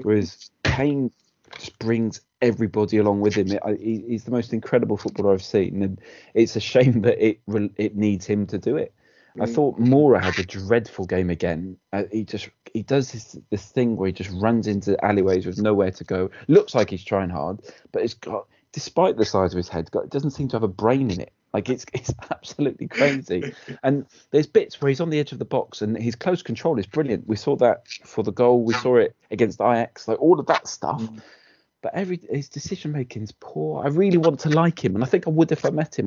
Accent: Wales, United Kingdom; as a Welshman

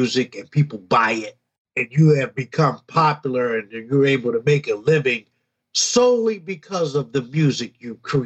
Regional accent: Detroit, Michigan, United States; moved away as an adult; also born or lived in Kalamazoo; I moved away from Detroit for about 4 years

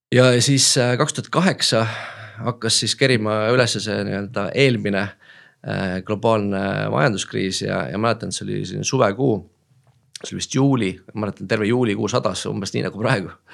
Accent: Tallinn, Harju County, Estonia; olen Tallinnast pärit

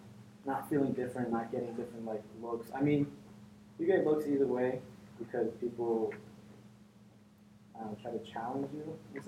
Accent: New York City, New York, United States; Well, I'm from New York City, so New York City is obviously like the most diverse city in the world. I live in Queens.

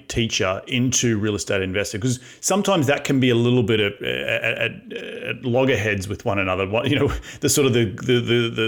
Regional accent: Brisbane, Queensland, Australia; my hometown, Brisbane

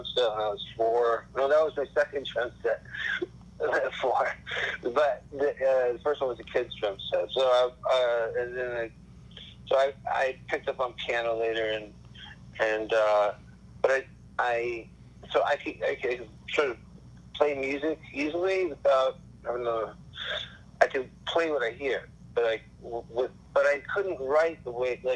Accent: Pasadena, California, United States; also born or lived in Hollywood, Los Angeles; Pasadena. Well, I was born in Hollywood

